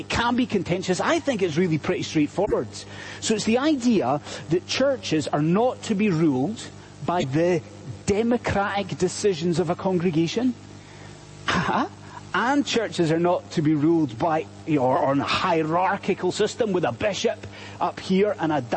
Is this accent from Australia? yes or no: no; Scotland, United Kingdom; I'm Scottish